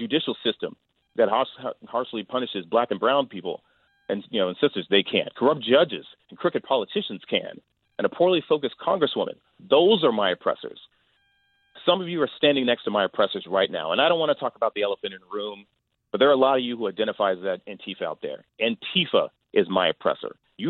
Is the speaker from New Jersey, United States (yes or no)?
no; Greenville, Mississippi, United States; And I told you, I grew up in Greenville, Mississippi, surrounded by Confederate imagery.